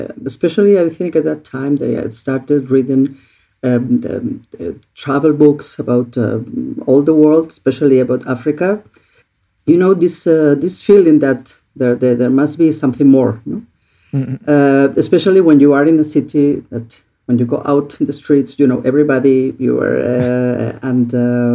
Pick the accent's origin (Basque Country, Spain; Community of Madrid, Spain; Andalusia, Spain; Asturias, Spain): Asturias, Spain; Oviedo; moved away; also born or lived in Catalonia; I was born in Catalonia, not in Asturias, but at the age of two, my parents, because my mother is from the north of Spain, we moved to Oviedo in Asturias. And well, growing up there was interesting